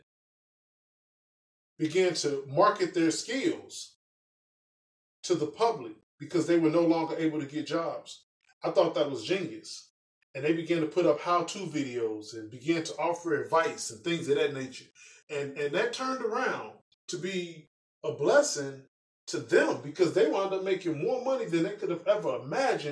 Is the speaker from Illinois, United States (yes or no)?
yes; Chicago, Illinois, United States; I'm from Chicago. I'm from the south side of Chicago. So, you know, I grew up in the city